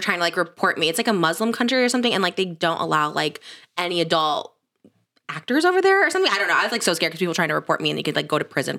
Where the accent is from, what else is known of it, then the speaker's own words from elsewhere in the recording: Midwest, United States; because I'm American too, I'm kind of like, I feel like I have no culture. I'm from like the Midwest